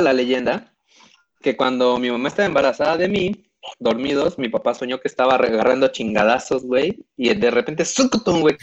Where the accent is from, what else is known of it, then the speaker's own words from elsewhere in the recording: Mexico; somos muy pinches mexicanos